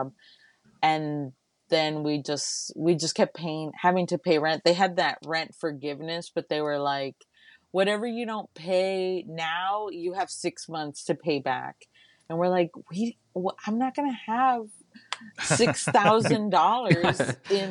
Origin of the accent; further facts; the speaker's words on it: Laredo, Texas, United States; now in Austin, United States; I'm originally from Laredo, Texas.